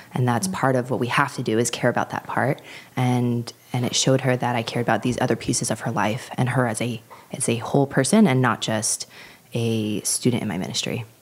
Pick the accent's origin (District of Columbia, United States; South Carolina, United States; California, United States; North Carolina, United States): California, United States; Los Angeles; I am from the San Fernando Valley in the Los Angeles area in Southern California.